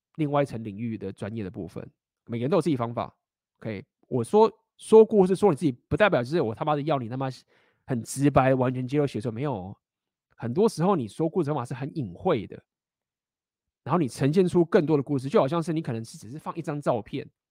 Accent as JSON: {"language": "Chinese", "country": "Taiwan", "also_born_or_lived": "Shanghai, China", "moved": "yes", "said": "我本来就台湾人啊，本来就讲中文啊"}